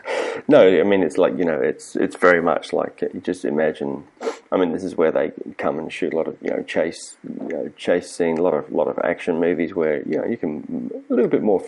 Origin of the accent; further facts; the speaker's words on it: Prague, Czechia; English is a second language; I am from Prague.